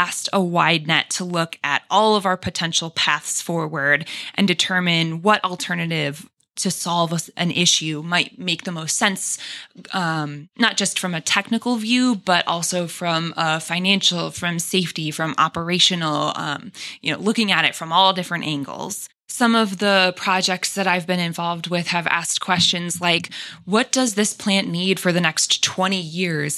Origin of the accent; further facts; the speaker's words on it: Rocky River, Ohio, United States; also born or lived in Valparaiso, Indiana; So I am from the Cleveland area originally. I grew up in Rocky River, Ohio